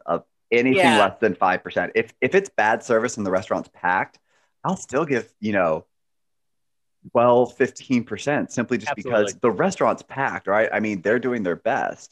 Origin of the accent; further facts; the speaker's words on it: United States; we're American